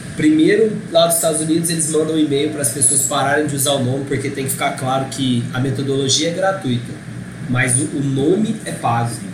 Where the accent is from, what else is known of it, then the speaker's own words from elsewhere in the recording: Brazil; eu era brasileiro